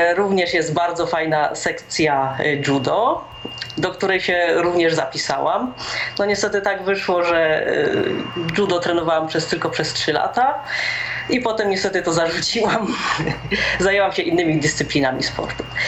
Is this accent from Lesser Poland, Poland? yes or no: no; Rybnik, Silesian Voivodeship, Poland; also born or lived in Laski near Warsaw / Katowice; pochodzę z Rybnika. Jest to miejscowość na Górnym Śląsku